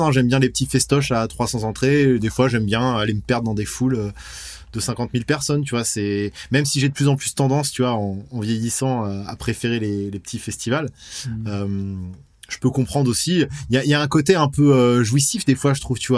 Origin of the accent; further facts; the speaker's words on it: West France, France; Nous, on aime à peu près tous les styles de métal. On vient de, voilà, on vient de l'ouest de la France. C'est une scène qui est assez riche.